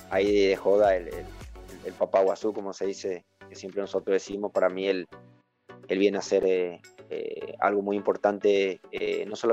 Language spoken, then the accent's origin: Spanish; Ecuador; moved away; cuando yo salí de Ecuador, creo que salí en el 2004